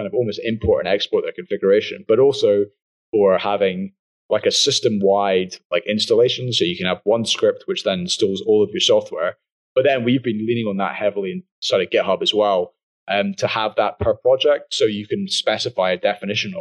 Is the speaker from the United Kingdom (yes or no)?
yes; United Kingdom; I'm British